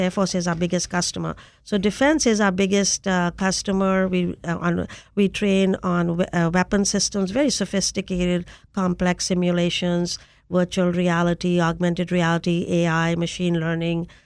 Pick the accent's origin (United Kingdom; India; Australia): India; moved away as an adult; now in United States; I came to the United States in search of technology to take back to my home country of India.